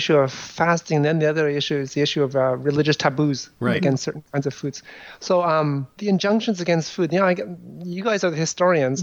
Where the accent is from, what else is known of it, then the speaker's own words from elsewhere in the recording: Ottawa, Ontario, Canada; growing up in Ottawa